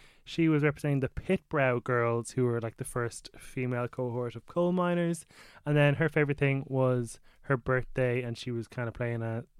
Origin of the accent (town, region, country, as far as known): Balbriggan, Leinster, Ireland